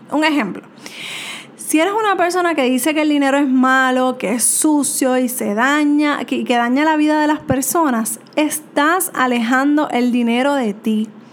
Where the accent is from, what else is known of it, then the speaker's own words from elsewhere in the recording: Puerto Rico; soy de Puerto Rico